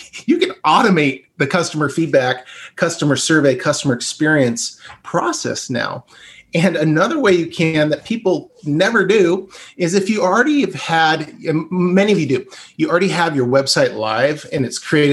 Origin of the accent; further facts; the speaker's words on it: Bend, Oregon, United States; I grew up in Bend.